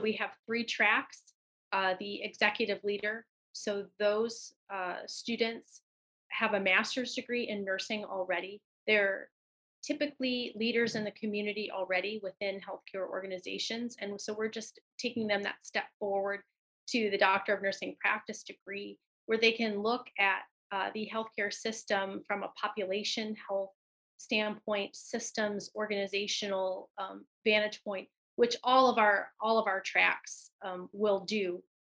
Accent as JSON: {"language": "English", "town": "Benton Harbor", "region": "Michigan", "country": "United States", "moved": "yes", "said": "I'm from Benton Harbor, Michigan originally."}